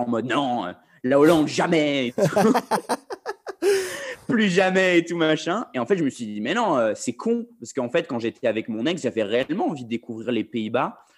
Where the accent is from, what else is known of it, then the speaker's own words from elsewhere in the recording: France; moved away as an adult; now in London, United Kingdom; je suis français